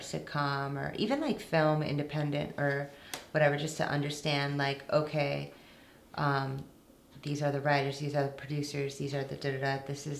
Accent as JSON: {"language": "English", "town": "Wheaton", "region": "Illinois", "country": "United States", "tie": "born or raised there", "also_born_or_lived": "New York", "moved": "as an adult", "said": "I grew up in Illinois"}